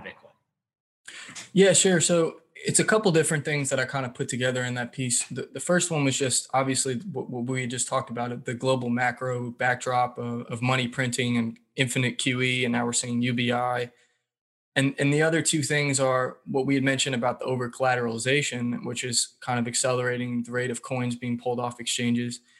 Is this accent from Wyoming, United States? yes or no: no; Raleigh, North Carolina, United States; I grew up in the Raleigh, North Carolina area.